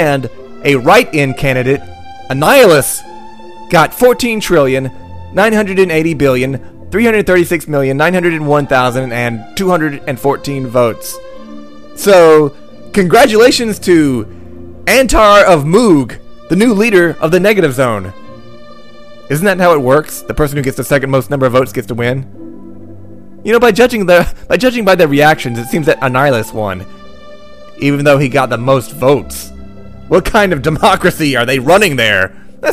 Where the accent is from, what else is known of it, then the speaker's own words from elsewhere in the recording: North Carolina, United States; I'm from North Carolina